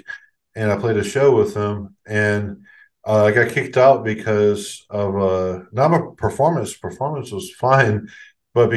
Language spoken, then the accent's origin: English; Texas, United States; I was from Texas